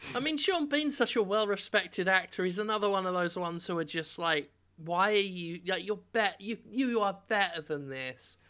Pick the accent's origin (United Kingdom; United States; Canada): United Kingdom; England; as an Englishman